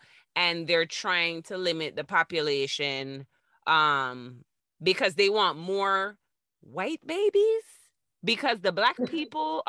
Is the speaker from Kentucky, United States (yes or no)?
no; Florida, United States; I'm from Florida